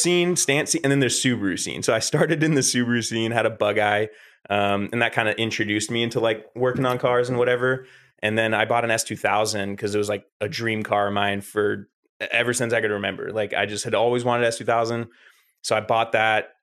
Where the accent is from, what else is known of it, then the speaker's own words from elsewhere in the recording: Northern California, United States; I am from Northern California